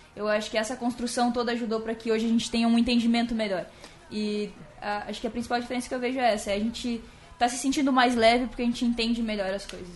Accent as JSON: {"language": "Portuguese", "town": "Pinhalzinho", "region": "Santa Catarina", "country": "Brazil", "tie": "born or raised there", "also_born_or_lived": "São Paulo", "moved": "yes", "said": "eu vim do interior de Santa Catarina"}